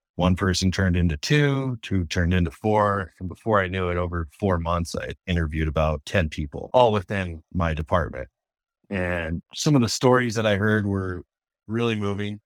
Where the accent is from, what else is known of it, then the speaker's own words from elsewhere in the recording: Tacoma, Washington, United States; I grew up in Tacoma, Wash area